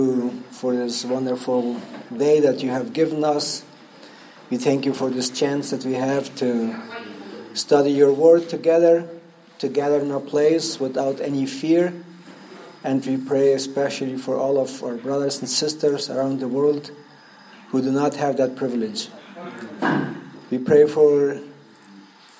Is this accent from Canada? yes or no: no; Paraguay; English is a second language; I'm from Paraguay.